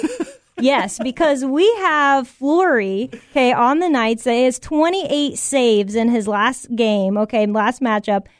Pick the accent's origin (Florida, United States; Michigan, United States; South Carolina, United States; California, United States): Florida, United States; Tampa; now in Orlando, United States; I'm from Tampa originally